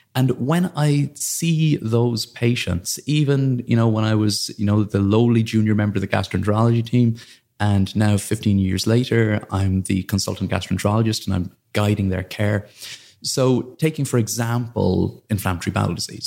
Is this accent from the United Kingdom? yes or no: no; Blarney, Munster, Ireland; moved away; as a kid, I grew up in Ireland in a little village called Blarney